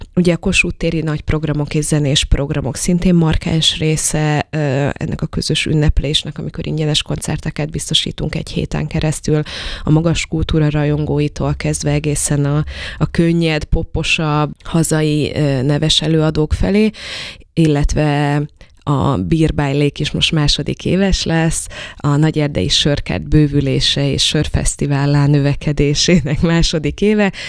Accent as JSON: {"language": "Hungarian", "country": "Slovakia", "moved": "yes", "lives_now": "Debrecen, Hungary", "said": "én felvidéki vagyok"}